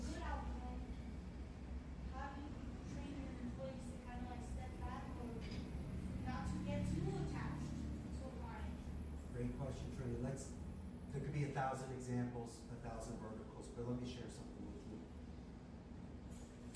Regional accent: Philadelphia, Pennsylvania, United States; moved away as an adult; now in Costa Rica; I'm from Philly

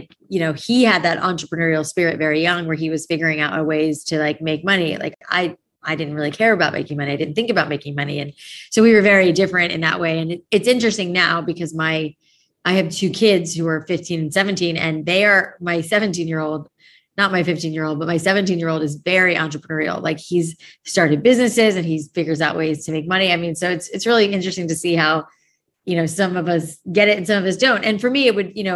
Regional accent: South Florida, United States; also born or lived in New York; I grew up in South Florida. I was born in New York, but mainly spent most of my childhood in South Florida

